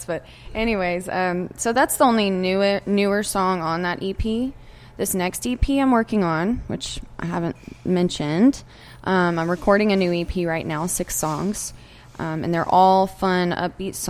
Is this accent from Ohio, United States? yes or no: no; Texas, United States; I'm from Texas